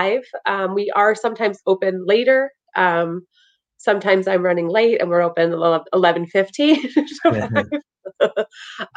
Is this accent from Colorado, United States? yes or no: no; Freehold, New Jersey, United States; I'm actually from Freehold